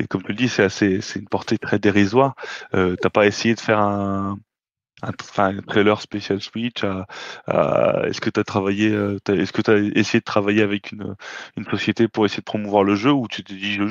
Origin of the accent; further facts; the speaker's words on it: France; On est français, euh, nous.